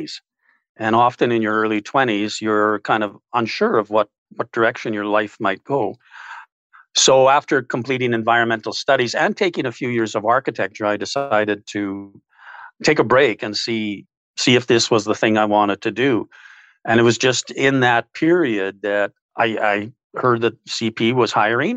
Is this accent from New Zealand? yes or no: no; Winnipeg, Manitoba, Canada; born and raised in West Kildonan